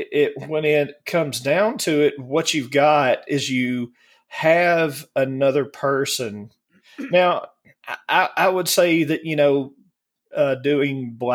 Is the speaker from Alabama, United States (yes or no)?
yes; Alabama, United States; I was raised up in Alabama